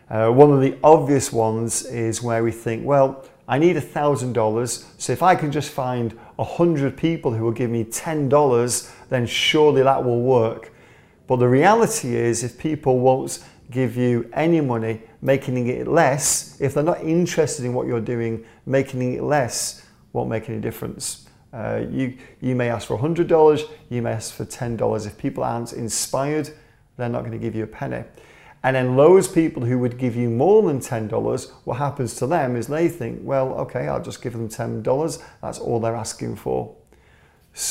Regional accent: England, United Kingdom; As an Englishman

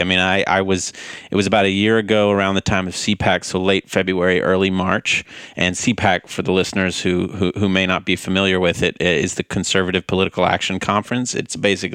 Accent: White House, Texas, United States; moved away as an adult; now in Boston, United States; Born and raised in East Texas. Grew up in White House

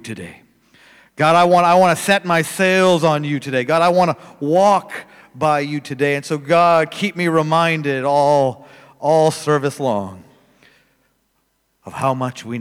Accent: Manitoba, Canada; I'm from Canada. If you're wondering where, it's right in the middle.

